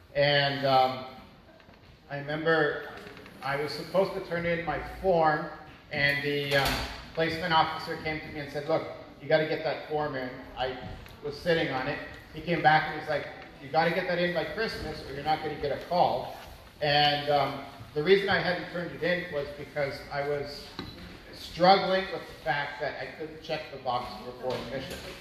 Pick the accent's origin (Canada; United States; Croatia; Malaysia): Canada; moved away as an adult; also born or lived in Maracay, Venezuela; being Canadian, I didn't know a lick of Spanish. They teach us French in Canada